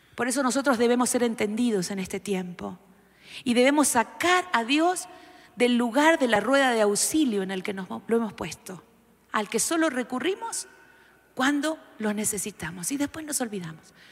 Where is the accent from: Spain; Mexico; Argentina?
Argentina